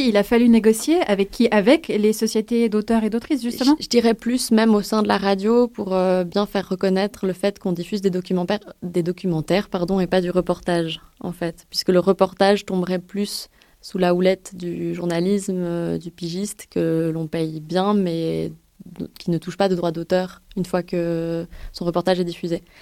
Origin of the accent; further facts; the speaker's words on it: France; je suis française